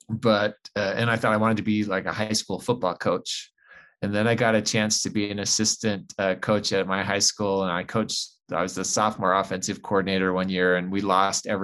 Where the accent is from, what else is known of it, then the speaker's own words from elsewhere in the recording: Rexburg, Idaho, United States; now in Ogden, United States; I grew up in Rexburg, Idaho, just outside Rexburg, actually, on a small farm